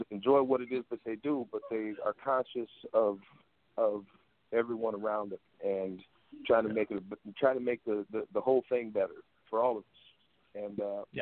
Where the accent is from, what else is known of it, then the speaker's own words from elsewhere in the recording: Waterloo, Iowa, United States; Born and raised in Waterloo, Iowa.